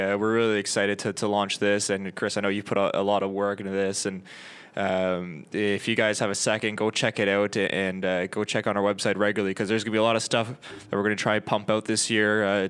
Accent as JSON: {"language": "English", "country": "Canada", "said": "we are Canadian"}